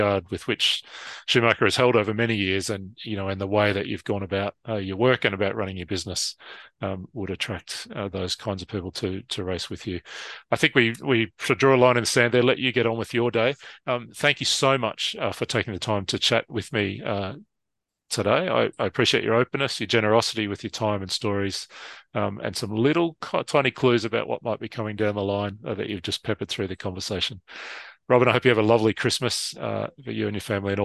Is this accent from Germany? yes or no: no; Australia; somewhere like Australia, where, you know, we could spend 20 hours in the car to get from, you know, my hometown to a race in Melbourne